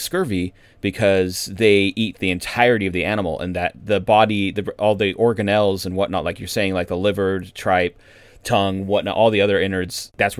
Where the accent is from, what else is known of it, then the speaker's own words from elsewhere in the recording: California, United States; growing up in California, of course, you eat a lot of Mexican food.